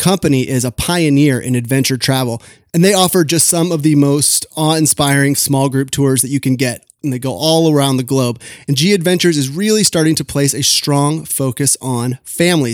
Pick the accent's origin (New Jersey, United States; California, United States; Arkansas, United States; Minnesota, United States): California, United States; I'm from California